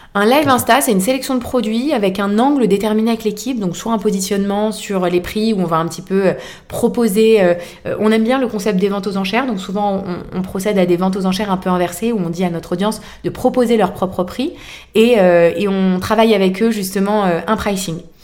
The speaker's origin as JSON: {"language": "French", "town": "Boulogne", "country": "France", "tie": "born or raised there", "said": "nous faisons des brocantes dans ma ville natale qui est Boulogne"}